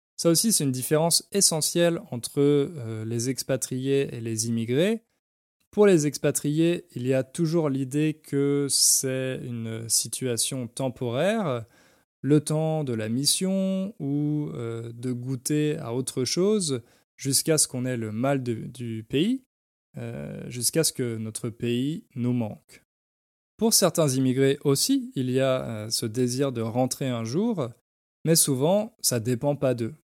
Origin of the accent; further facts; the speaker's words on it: France; moved away as an adult; also born or lived in London; now in Poland; en tant que Français, je suis forcément un expat